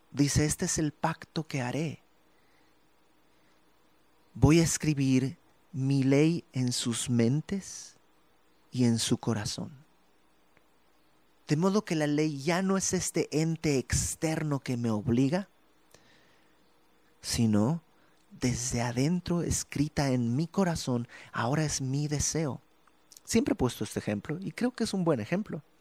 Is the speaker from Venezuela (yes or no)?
no; Bolivia; now in Mexico; por alguna razón me regresa el acento. Es porque es parte de mí. No estoy tratando de portarme como boliviano. No, es parte de mí. Yo soy boliviano, es parte de mí. Y cuando estoy en Bolivia sueno mexicano.